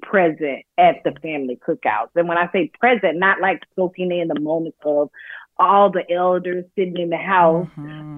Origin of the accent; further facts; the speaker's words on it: Athens, Georgia, United States; moved away as an adult; now in New York City, United States; growing up in Athens, Georgia, in my hometown